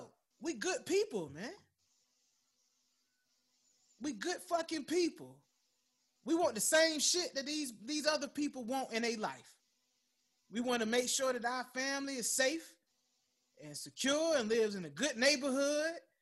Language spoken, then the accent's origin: English; United States; I love being an American